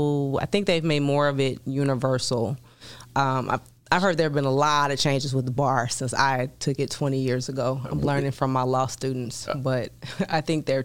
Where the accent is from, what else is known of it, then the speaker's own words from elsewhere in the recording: Chicago, Illinois, United States; moved away as an adult; also born or lived in Washington, D.C.; I'm from Chicago originally.